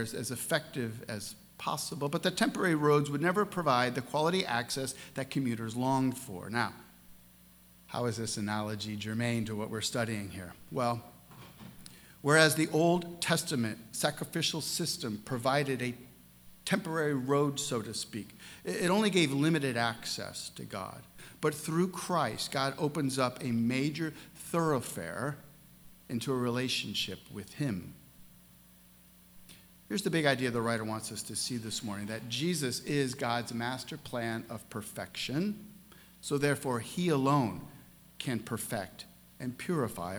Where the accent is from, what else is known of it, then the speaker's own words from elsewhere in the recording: St. Louis, Missouri, United States; my hometown in St. Louis, Missouri